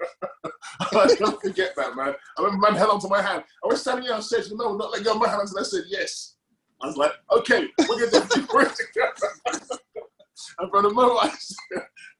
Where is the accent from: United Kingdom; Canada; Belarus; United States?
United Kingdom; Reading, South East England; I'm from Reading